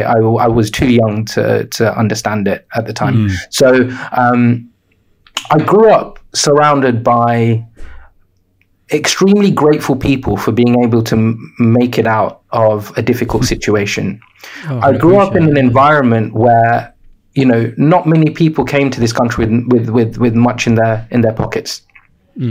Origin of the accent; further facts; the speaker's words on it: Sri Lanka; born there; I was born in Sri Lanka. My parents are Sri Lankan.